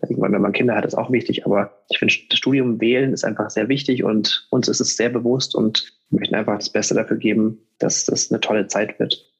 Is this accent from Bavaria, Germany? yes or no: yes; Munich, Bavaria, Germany; ich komme aus München